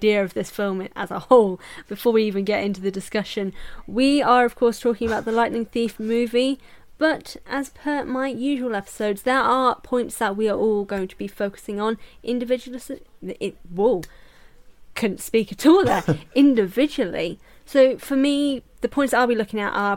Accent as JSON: {"language": "English", "country": "United Kingdom", "said": "we're also British"}